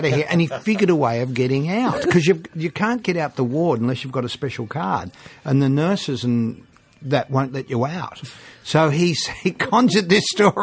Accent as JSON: {"language": "English", "country": "Australia"}